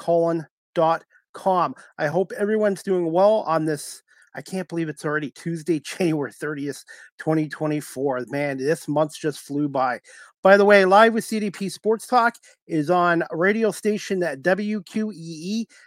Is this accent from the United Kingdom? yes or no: no; Northern Ontario, Canada; I was born in Northern Ontario, so I like the four seasons and I like winter.